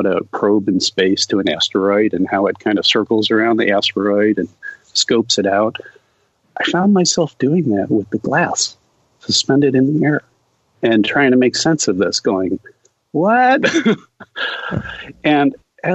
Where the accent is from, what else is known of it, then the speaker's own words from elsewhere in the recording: United States; that summer in Brazil, as an American alone, immersed in a foreign culture